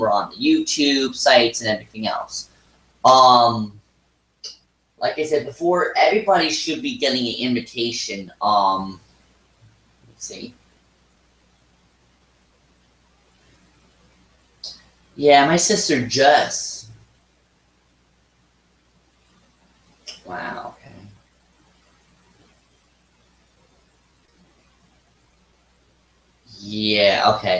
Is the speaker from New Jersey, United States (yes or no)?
yes; Edison, New Jersey, United States; I was born and raised in Edison, New Jersey.